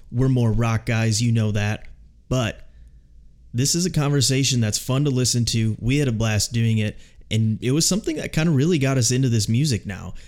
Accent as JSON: {"language": "English", "region": "Minnesota", "country": "United States", "moved": "as an adult", "lives_now": "Chicago, United States", "said": "We're both originally from Minnesota"}